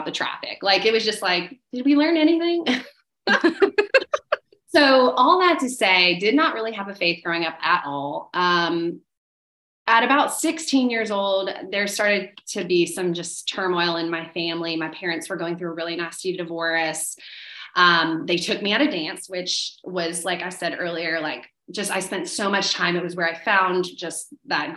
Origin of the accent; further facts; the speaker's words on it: Orlando, Florida, United States; also born or lived in Melbourne, Florida; I was born in Melbourne, Florida, but then grew up in Orlando for most of my life, like elementary, middle, high school